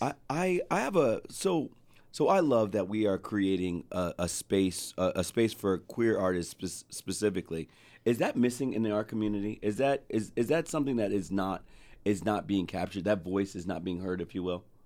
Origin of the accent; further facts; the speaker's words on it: Edison, New Jersey, United States; moved away; I'm from Edison, New Jersey